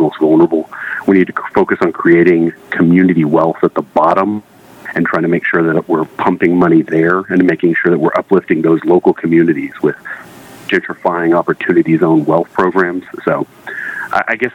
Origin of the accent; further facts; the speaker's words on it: Waco, Texas, United States; I was born and raised in Waco, Texas